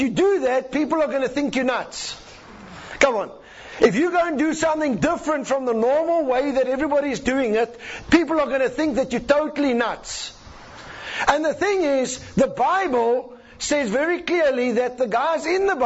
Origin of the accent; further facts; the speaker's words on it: South Africa; I'm a South African.